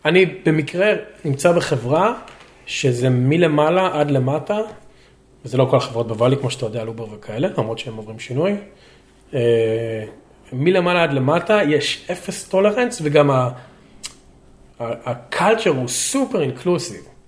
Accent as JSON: {"language": "Hebrew", "town": "Lod", "region": "Central District", "country": "Israel", "tie": "born or raised there", "moved": "as an adult", "lives_now": "United States", "said": "אני נולדתי בלוד"}